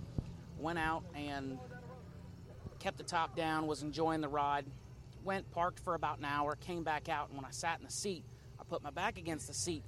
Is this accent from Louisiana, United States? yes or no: yes; New Orleans, Louisiana, United States; now in Mobile, United States; I'm originally from New Orleans